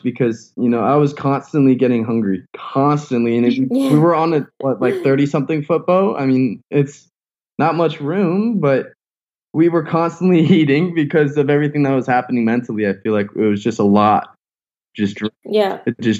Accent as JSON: {"language": "English", "region": "South Florida", "country": "United States", "tie": "born or raised there", "said": "growing up in South Florida and being surrounded a fishing community"}